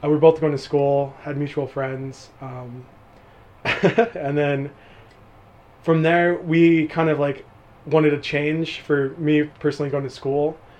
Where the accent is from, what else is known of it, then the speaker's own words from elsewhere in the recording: southeast side of the Sierra Nevada, California, United States; also born or lived in Chico; my hometown was right outside the Sierra Nevadas, like on the like southeast side of Sierra